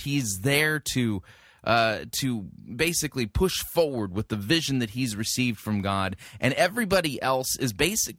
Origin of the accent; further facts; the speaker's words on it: California, United States; I grew up in California